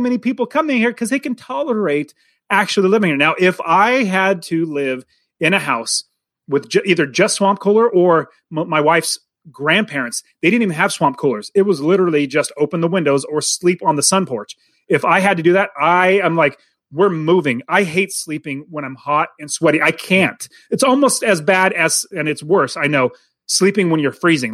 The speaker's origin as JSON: {"language": "English", "country": "United States", "tie": "born or raised there", "said": "I grew up in America. I'm an American"}